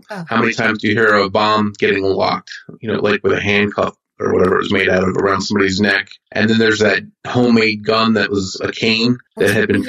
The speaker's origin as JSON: {"language": "English", "region": "New Jersey", "country": "United States", "said": "I'm from Jersey"}